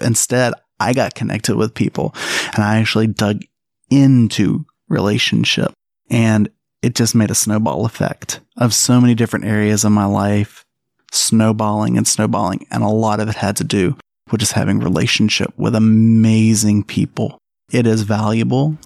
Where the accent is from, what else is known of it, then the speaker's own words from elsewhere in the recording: Alabama, United States; moved away as an adult; now in South Carolina, United States; I'm from Alabama.